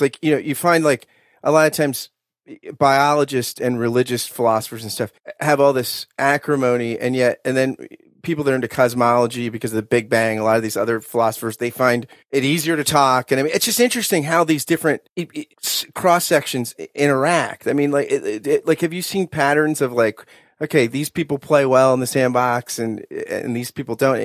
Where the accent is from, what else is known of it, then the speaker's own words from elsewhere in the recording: New Jersey, United States; I grew up in South Jersey